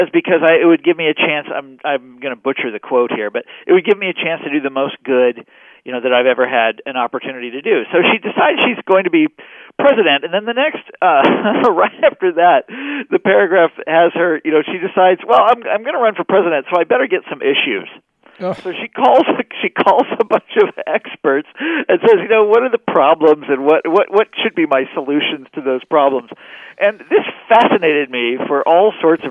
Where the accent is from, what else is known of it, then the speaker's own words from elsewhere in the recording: Kansas City, United States; moved away; I'm from Kansas City, and when I was in high school, we played a game called College Bowl, where you would answer trivia questions. This is in Kansas City